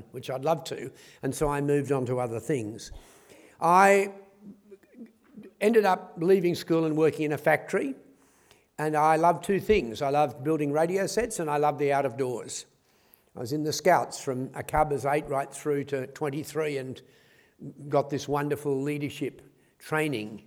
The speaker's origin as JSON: {"language": "English", "country": "Australia", "tie": "born or raised there", "said": "I was born in Australia in the 1940s, and I was absolutely hopeless at school"}